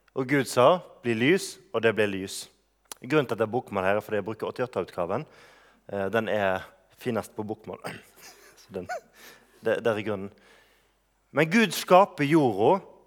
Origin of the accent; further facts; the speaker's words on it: Bømlo, Vestland, Norway; moved away; er lenge siden jeg har bodd hjemme på Bømlo